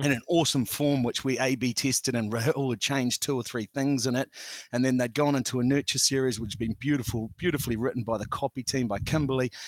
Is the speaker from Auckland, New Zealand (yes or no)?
yes; Auckland, New Zealand; I grew up on the North Shore, Auckland's North Shore